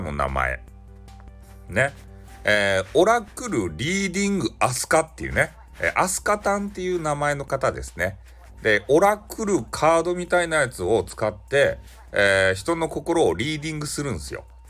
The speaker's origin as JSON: {"language": "Japanese", "region": "Fukuoka", "country": "Japan", "accent": "Hakata dialect", "said": "俺と同じ博多弁"}